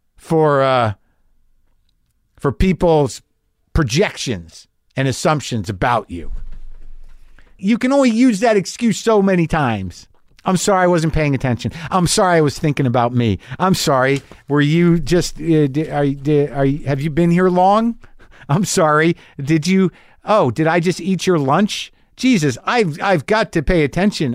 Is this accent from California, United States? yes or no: no; New Mexico, United States; I grew up in New Mexico